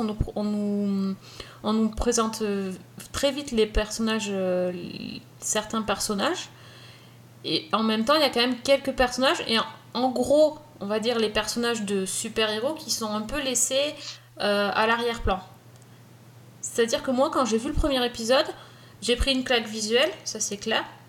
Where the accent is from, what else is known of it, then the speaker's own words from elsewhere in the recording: France; chez nous en France